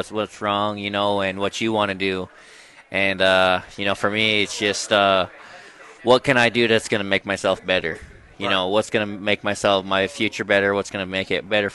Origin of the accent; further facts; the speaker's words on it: Browning, Montana, United States; I'm from Browning, Montana, born and raised on the Blackfeet Reservation